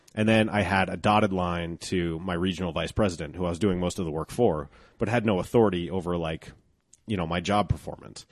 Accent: Golden, Colorado, United States; this is my hometown

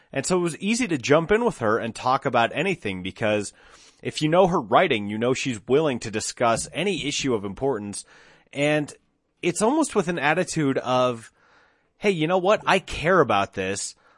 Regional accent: Golden, Colorado, United States; now in Denver, United States; Well, I mean, I'm not technically a Denver native. I grew up in Golden, so, you know, I'm on the west side of town, but I live here now

